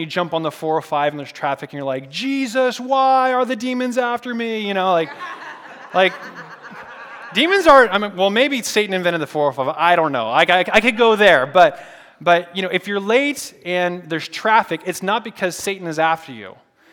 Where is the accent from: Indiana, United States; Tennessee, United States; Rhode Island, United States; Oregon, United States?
Oregon, United States; Portland; moved away as an adult; now in California, United States; I'm from Portland, Oregon.